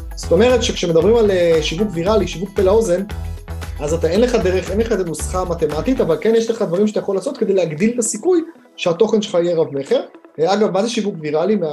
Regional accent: Haifa, Haifa District, Israel; למדתי בחיפה, גדלתי בחיפה

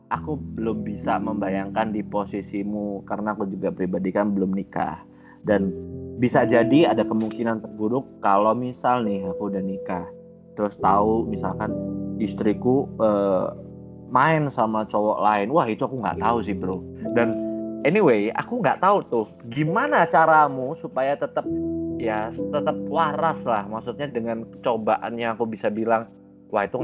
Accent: Java, Indonesia; maksudnya kita sebagai orang Jawa itu suka kadang melakukan uh, statement bodoh

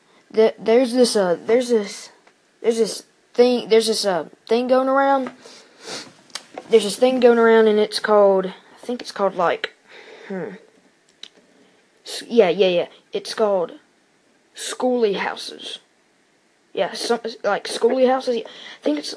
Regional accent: Starkville, Mississippi, United States; my hometown, Starkville, Mississippi

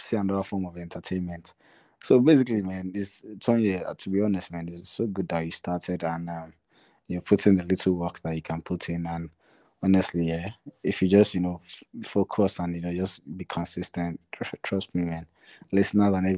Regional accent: Nigeria; in Nigeria, we're constantly surviving

